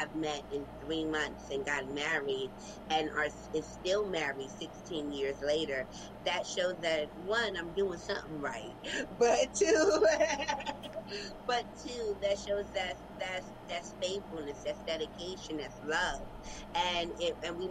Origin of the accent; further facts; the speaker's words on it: New York City, New York, United States; We're from Brooklyn, New York